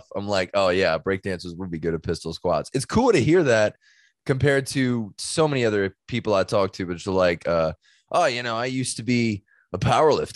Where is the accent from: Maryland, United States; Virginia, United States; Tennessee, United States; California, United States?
California, United States; now in Louisiana, United States; I'm from California originally. And then I'm in Louisiana right now